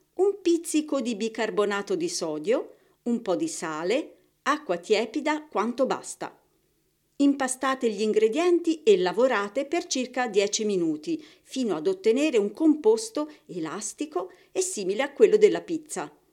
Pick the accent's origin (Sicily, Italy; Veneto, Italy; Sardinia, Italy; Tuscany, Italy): Tuscany, Italy; io sono toscana